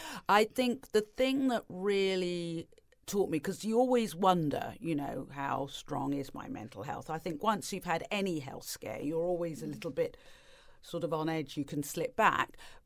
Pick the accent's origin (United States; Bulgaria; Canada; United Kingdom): United Kingdom; East of England; also born or lived in Tanzania; But when I was growing up in England and in Tanzania, and then in Norfolk, there were no other families of colour around.